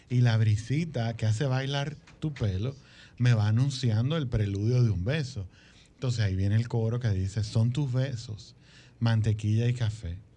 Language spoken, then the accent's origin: Spanish; Santo Domingo, Distrito Nacional, Dominican Republic; yo nací en Santo